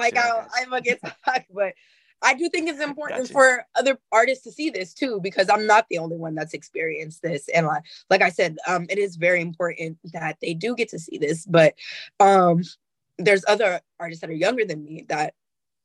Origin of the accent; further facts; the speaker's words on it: Oakland, California, United States; I'm from Oakland